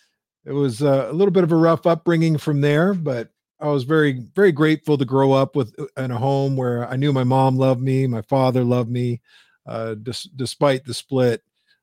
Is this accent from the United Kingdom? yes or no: no; Windsor, Ontario, Canada; Sure. So I'm Canadian. I was actually born and raised in Windsor, Ontario.